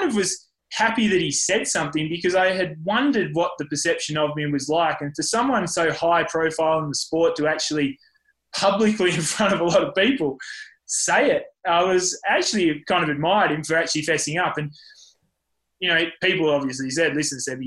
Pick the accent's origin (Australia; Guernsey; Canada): Australia; Lord Howe Island, New South Wales; also born or lived in Tasmania / Port Macquarie; now in Andorra; we moved to the island for most of primary school